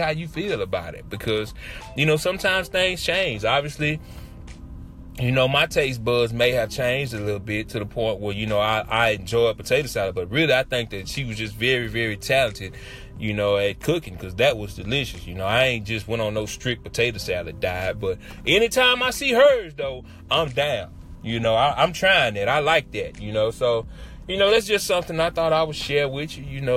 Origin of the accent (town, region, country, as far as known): Shreveport, Louisiana, United States